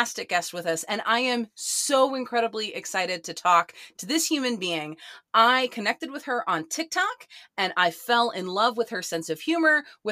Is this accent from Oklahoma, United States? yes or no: yes; Oklahoma, United States; a mom-owned small business out of my home state of Oklahoma